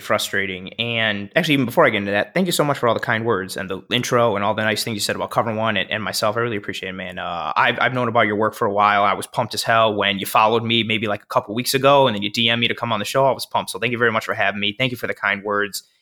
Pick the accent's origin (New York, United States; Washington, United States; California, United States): New York, United States; Buffalo; moved away; I moved back to Buffalo December